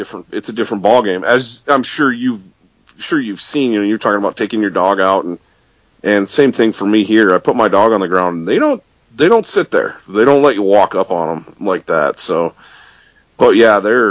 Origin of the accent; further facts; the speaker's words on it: Michigan's Upper Peninsula, United States; I grew up chasing grouse in Michigan's Upper Peninsula